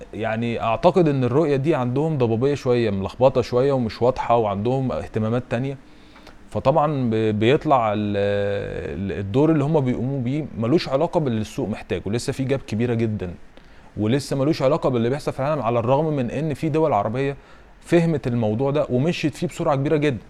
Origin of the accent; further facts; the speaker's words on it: Egypt; احنا كمصريين